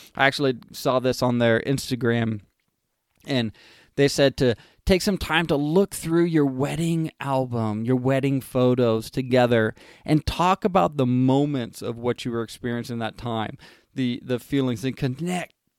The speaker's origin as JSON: {"language": "English", "region": "California", "country": "United States", "tie": "born or raised there", "said": "I grew up in California"}